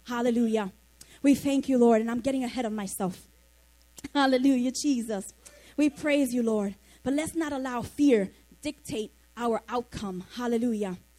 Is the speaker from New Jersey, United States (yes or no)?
no; New York City, New York, United States; I grew up in the Monroe Projects, Soundview and Lafayette, not too far from here.